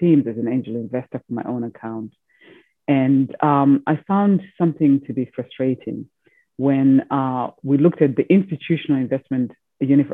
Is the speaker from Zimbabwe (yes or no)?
yes; Zimbabwe; moved away; also born or lived in Europe / United States; I was born in Zimbabwe, educated in Europe, and then finally in the United States.